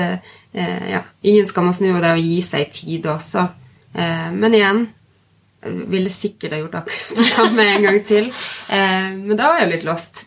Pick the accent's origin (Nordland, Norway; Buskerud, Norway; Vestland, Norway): Nordland, Norway; Bodø; moved away as an adult; så fikk jeg tilbud om å bli redaktør for et magasin hjemme i Bodø